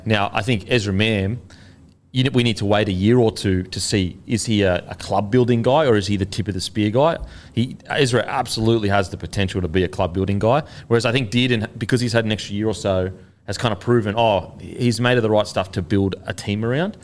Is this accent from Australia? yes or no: yes; Australia; as an Australian